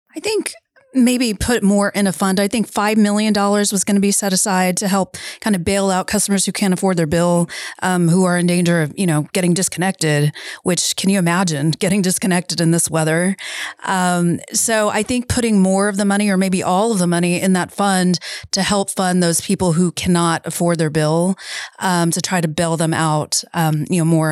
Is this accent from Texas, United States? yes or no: yes; San Antonio, Texas, United States; we said San Antonio